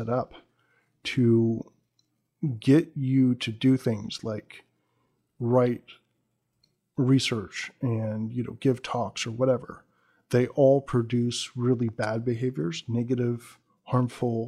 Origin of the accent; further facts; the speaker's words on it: United States; as an American